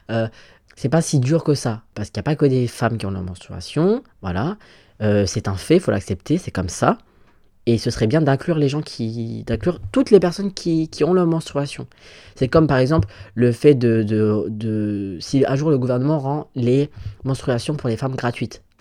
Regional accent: Gabon; voilà, je suis gabonais, j'aimerais bien aller au Gabon. Je peux pas. Je veux pas me risquer à y aller.

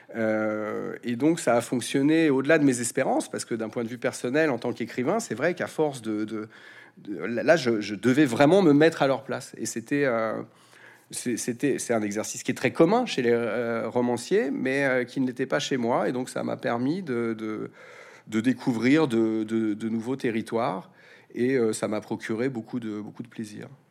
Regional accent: France; j'aurais envie de vous répondre, en tant que Français

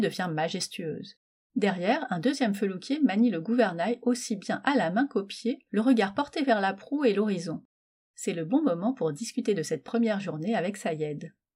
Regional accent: Metz, Grand Est, France; je suis née à Metz.

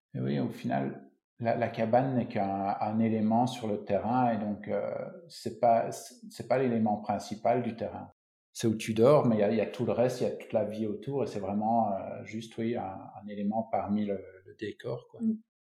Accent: Belgium; moved away as an adult; now in Finistère, France; Je suis belge

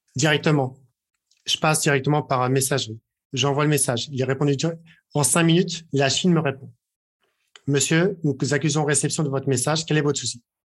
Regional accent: France; on est français

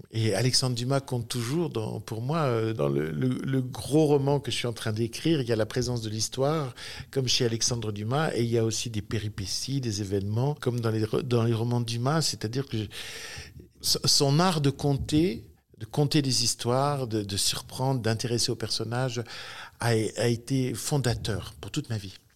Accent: Sainte-Foy-lès-Lyon, Auvergne-Rhône-Alpes, France; je suis né à Sainte-Foy-les-Lyons, c'est-à-dire sur les hauteurs de Lyon, en 1960, en mars 1960.

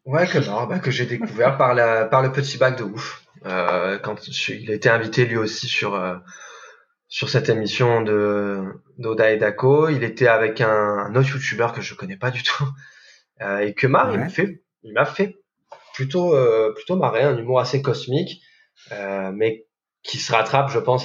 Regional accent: the South, southern France, France; je viens du Sud

